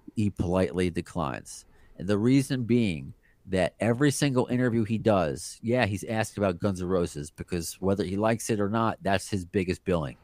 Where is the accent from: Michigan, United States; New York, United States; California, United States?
New York, United States; New York City; we're both from Brooklyn. I was born in Brooklyn. My family's from Brooklyn.